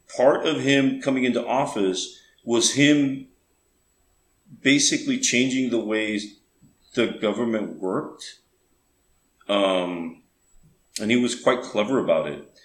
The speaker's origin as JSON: {"language": "English", "region": "Tamaulipas", "country": "Mexico", "tie": "born or raised there", "also_born_or_lived": "Rio Grande Valley, Texas, United States", "said": "So, I grew up mostly in Mexico, but also in America"}